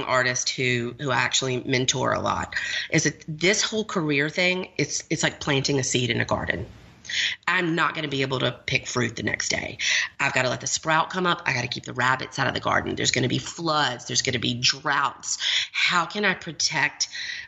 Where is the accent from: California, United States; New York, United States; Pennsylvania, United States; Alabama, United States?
Alabama, United States; Montgomery; I was raised in the South. I was raised in Montgomery, Alabama